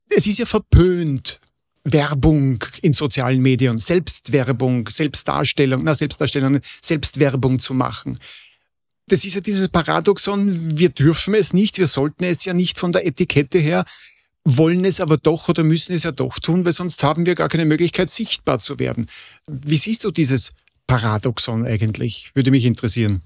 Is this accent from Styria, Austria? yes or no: no; Vienna, Austria; ich bin Wiener